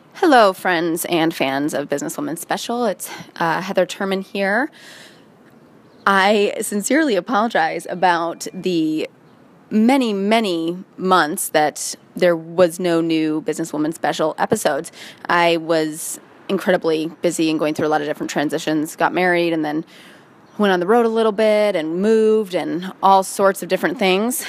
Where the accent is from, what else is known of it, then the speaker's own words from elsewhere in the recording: Midwest, United States; I come from the Midwest